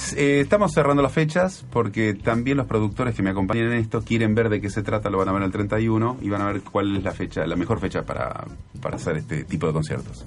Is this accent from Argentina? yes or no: yes; Buenos Aires, Argentina; yo nací en Devoto, en una familia eh, que que tenía pocas posibilidades económicas, que nos costaba un montón todo, que yo lo viví, eh, lo viví muchos años, hasta, no sé, hasta la adolescencia